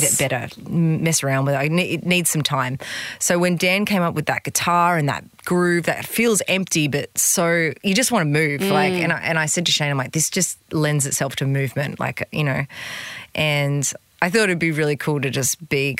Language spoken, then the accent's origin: English; Gold Coast, Queensland, Australia; I'm just from the Gold Coast